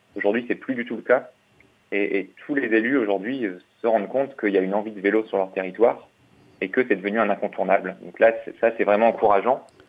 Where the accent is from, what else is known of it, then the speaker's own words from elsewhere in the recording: Lille, Hauts-de-France, France; moved away as an adult; je suis lillois, j'ai grandi à Lille